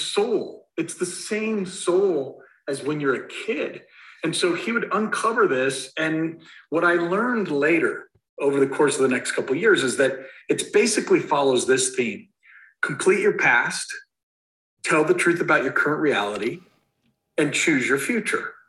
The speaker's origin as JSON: {"language": "English", "town": "Castle Rock", "region": "Colorado", "country": "United States", "tie": "born or raised there", "said": "I'm from Denver, Colorado, or actually Castle Rock, Colorado, and I live in the neighborhood that I grew up"}